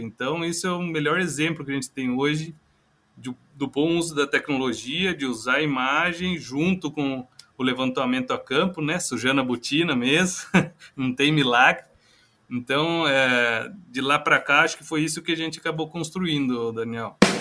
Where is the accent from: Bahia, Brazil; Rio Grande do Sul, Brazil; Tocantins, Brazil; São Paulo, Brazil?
São Paulo, Brazil; Itapeva; Eu que sou é, do interior de São Paulo, sou natural de Itapeva, sudoeste paulista.